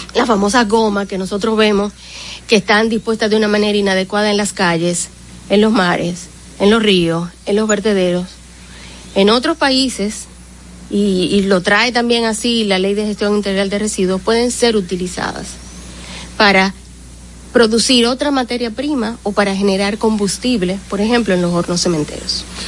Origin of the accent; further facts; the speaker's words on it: Dominican Republic; como dominicanos